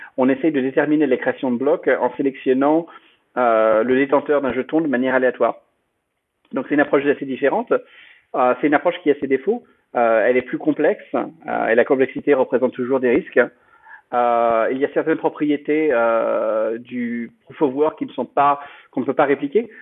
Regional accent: France; moved away as an adult; also born or lived in United States; je suis euh, français à l'origine. Euh, j'ai grandi, j'ai grandi en France, j'ai fait mes études ici, et puis bon, j'ai vécu aux États-Unis pendant depuis une douzaine d'années

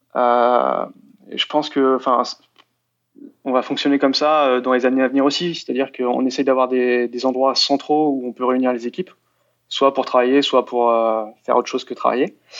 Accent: France; je suis français

